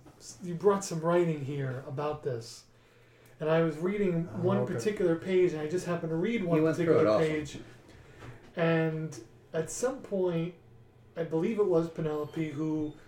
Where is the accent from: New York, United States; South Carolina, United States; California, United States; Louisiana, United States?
New York, United States; New York City; I grew up near the Verrazano Narrows bridge.